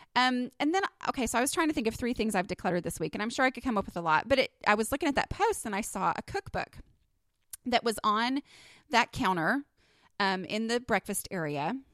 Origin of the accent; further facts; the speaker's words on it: Texas, United States; accent: Texas; my little Texas accent